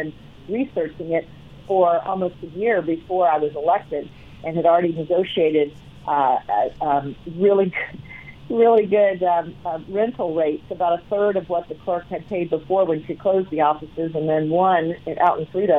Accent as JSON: {"language": "English", "region": "Virginia", "country": "United States", "tie": "born or raised there", "moved": "yes", "lives_now": "Colorado, United States", "said": "I grew up in Virginia"}